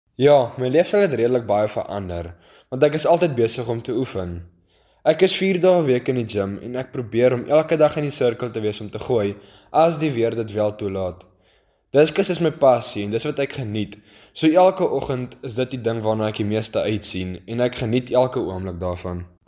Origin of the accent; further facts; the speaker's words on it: Ceres, Western Cape, South Africa; ek kom van Ceres af.